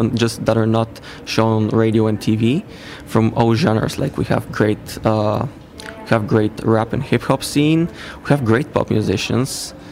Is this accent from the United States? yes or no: no; Bulgaria; I'm from Bulgaria